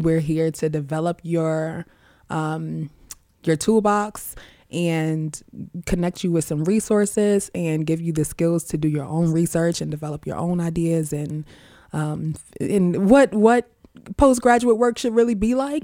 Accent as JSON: {"language": "English", "town": "New York City", "region": "New York", "country": "United States", "tie": "born or raised there", "said": "we grew up in Queens. I'm from Far Rockaway."}